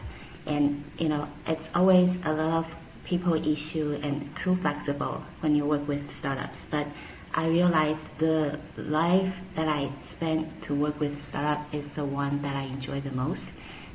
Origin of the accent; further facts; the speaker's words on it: Taiwan; moved away as an adult; also born or lived in Hong Kong; now in Taipei, Taiwan; go back to Taiwan as Taiwanese